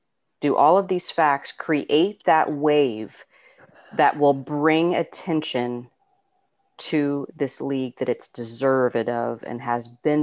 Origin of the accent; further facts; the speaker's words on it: Indiana, United States; I'm born and raised in Indiana